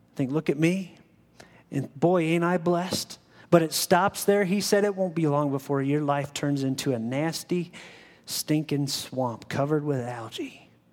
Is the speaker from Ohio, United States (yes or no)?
yes; Ohio, United States; I grew up in Ohio